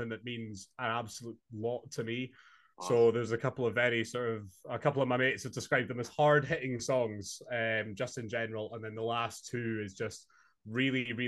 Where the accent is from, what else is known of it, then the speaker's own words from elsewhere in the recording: Inverness, Scotland, United Kingdom; moved away as an adult; now in Glasgow, United Kingdom; I'm from Scotland, born and raised in Inverness, but moved to Glasgow a couple months ago